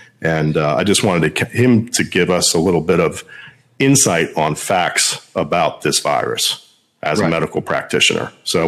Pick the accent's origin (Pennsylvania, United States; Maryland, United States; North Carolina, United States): Maryland, United States; I'm from Maryland, and I live in Montgomery County.